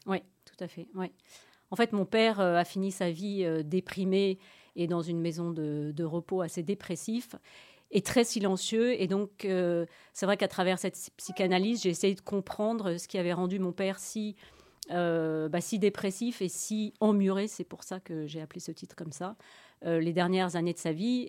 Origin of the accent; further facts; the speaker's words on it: France; moved away as an adult; now in Brussels, Belgium; je suis française et j'habite en Belgique depuis plus de 20 ans, donc euh, presque belge